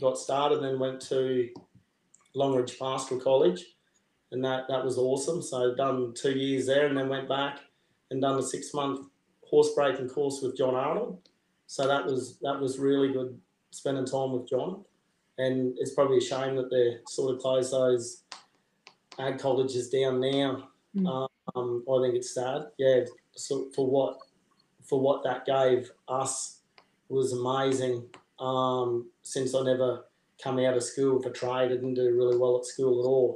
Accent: Mundubbera, Queensland, Australia; also born or lived in Melbourne; I actually grew up in town. So, we grew up in town

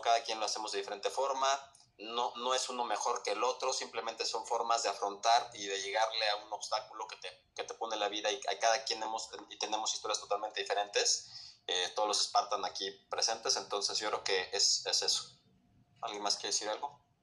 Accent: Mexico; como mexicano

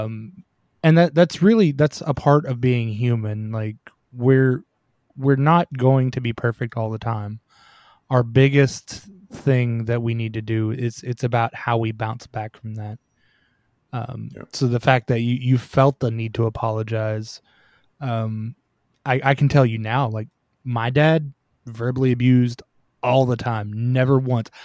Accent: Tennessee, United States; I'm from Tennessee. So, y'all is common.

